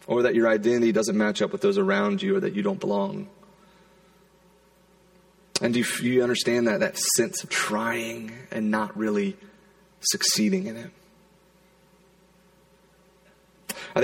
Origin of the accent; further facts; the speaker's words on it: Charleston, South Carolina, United States; moved away; I grew up in South Carolina, in Charleston